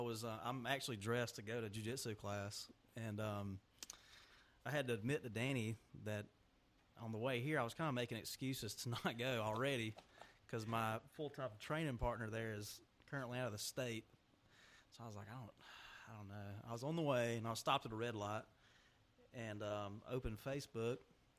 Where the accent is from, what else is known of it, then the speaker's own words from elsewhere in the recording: Cedartown, Georgia, United States; I'm from Cedartown. I graduated from Cedartown High School in 2011.